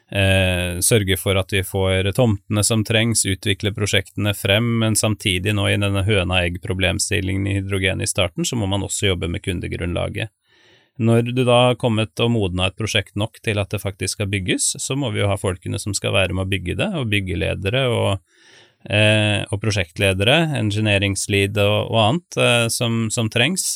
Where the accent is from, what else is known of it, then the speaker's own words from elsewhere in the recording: Spydeberg, Viken, Norway; moved away; also born or lived in Sunnhordland; jeg kommer jo fra Østlandet, eh, nærmere bestemt Spydberg. Har vokst opp der.